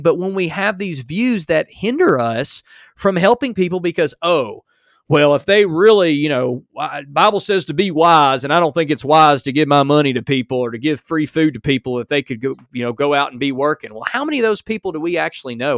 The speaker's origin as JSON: {"language": "English", "country": "United States", "said": "as an American"}